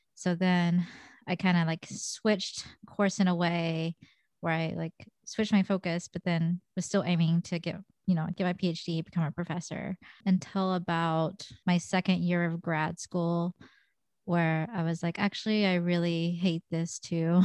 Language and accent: English; United States; I'm Korean American, and I am albino